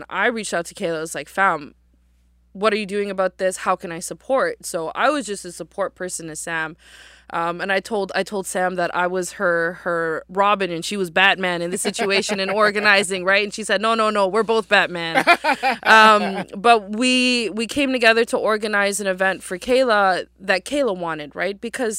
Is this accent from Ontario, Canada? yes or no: no; Halifax, Nova Scotia, Canada; I was born and raised here in Jibuktuk in Halifax, and my mom's family came here in the 70s.